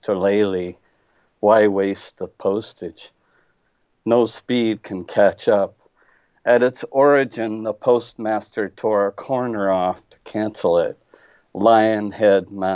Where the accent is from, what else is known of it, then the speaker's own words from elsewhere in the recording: Iowa, United States; now in Indianapolis, United States; I'm an Iowa boy